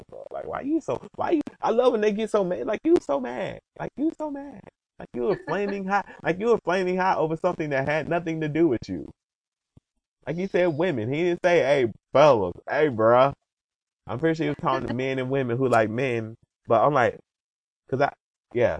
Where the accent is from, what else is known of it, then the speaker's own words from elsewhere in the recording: Georgia, United States; I'm from Georgia.